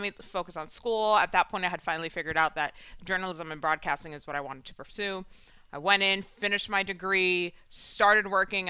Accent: New York City, New York, United States; Yeah, I grew up in Washington Heights.

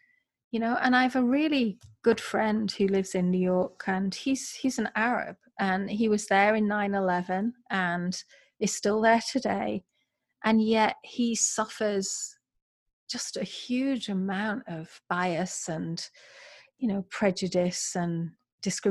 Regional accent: England, United Kingdom; moved away as an adult; also born or lived in California / Florida; now in Columbus, United States; I'm from England, living in America

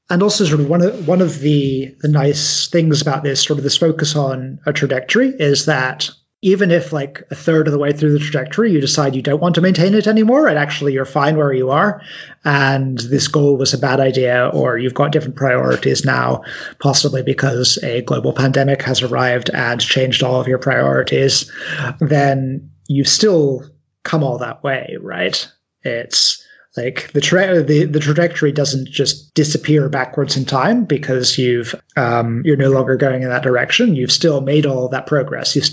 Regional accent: United Kingdom; although I'm quite British, I am also half American. So like I'm a I'm a weird third culture kid where my background doesn't quite make sense to ever to anyone.

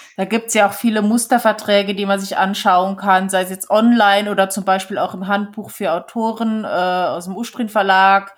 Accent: Switzerland; now in Germany; damals bei uns in der Schweiz

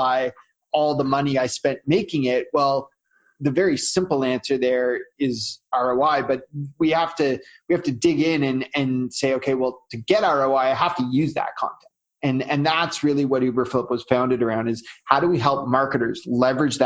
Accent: Canada; I'm Canadian, so you know, I do everything Canadian. I'll probably drop some A's without realizing it

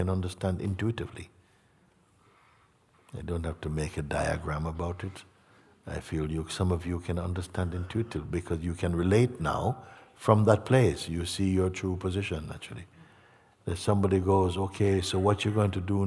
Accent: Jamaica; moved away; also born or lived in England; I grew up in Jamaica, lived in England

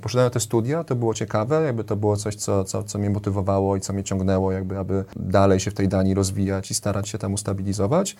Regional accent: Warsaw, Masovian Voivodeship, Poland; wychowałem się na Woli, więc obok Ronda Daszyńskiego

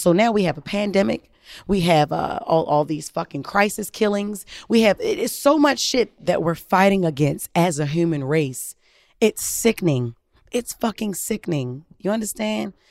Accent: Baltimore, Maryland, United States; growing up in Baltimore

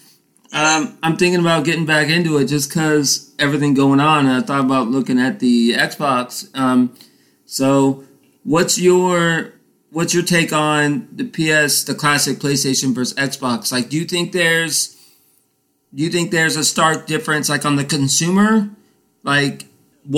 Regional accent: Titusville, United States; moved away; I was back in my hometown of Titusville

